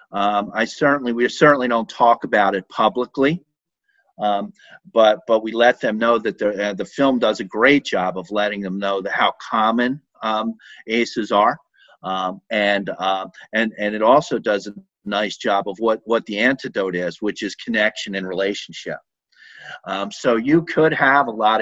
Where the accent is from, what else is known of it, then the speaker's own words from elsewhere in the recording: Philadelphia, Pennsylvania, United States; moved away; I grew up in Philadelphia, and I was always very afraid of the police in Philadelphia growing up